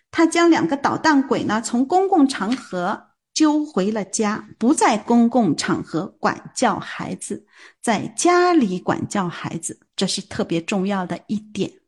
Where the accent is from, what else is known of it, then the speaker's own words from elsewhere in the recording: China; 我们中国人